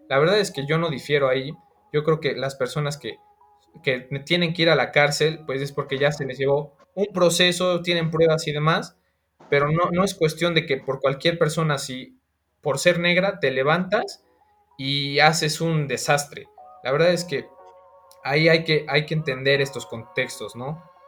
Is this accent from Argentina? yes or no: no; Mexico; como ciudadano mexicano